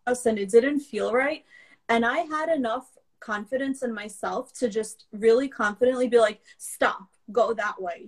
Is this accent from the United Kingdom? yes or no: no; New York City, New York, United States; first language Russian; English is a second language; also born or lived in Belarus; I came over mm-hmm. when I was five and a half years old, and I grew up in Brooklyn.